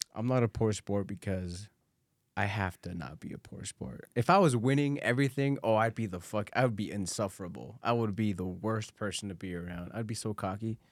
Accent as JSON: {"language": "English", "region": "Guanajuato", "country": "Mexico", "tie": "born or raised there", "moved": "yes", "lives_now": "United States", "said": "I was born in Mexico"}